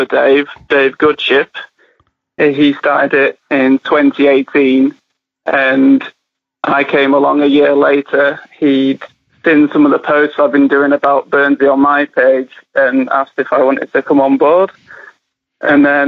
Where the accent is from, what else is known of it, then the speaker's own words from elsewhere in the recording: Harrogate, Yorkshire and the Humber, United Kingdom; my hometown of Harrogate